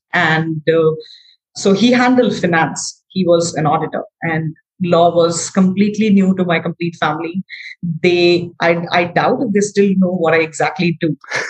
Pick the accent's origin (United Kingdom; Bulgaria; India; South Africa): India; Darbhanga, Bihar; now in New Delhi, India; I am from a very small city called Darbhanga in Bihar. Okay. Bihar is one of the states in India.